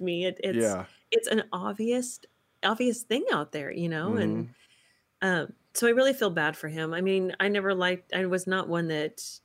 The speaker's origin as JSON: {"language": "English", "region": "Texas", "country": "United States", "tie": "born or raised there", "moved": "yes", "said": "I'm from Texas originally"}